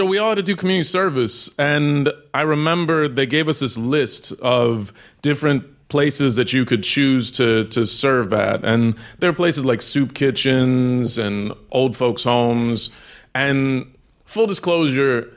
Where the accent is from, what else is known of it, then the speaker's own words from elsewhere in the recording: Texas, United States; I grew up in Texas